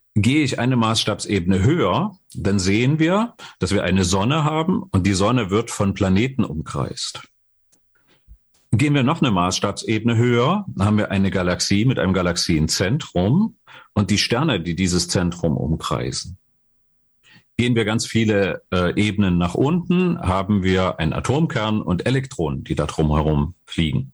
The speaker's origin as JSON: {"language": "German", "town": "Dresden", "region": "Saxony", "country": "Germany", "tie": "born or raised there", "said": "ich komme aus Dresden, und habe dort äh, eine normale Berufsausbildung gemacht, Abitur gemacht"}